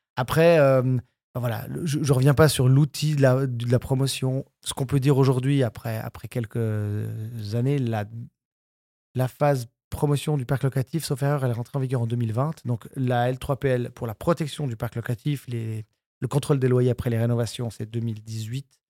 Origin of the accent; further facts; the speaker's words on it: Switzerland; la broie pour donner ma région d'origine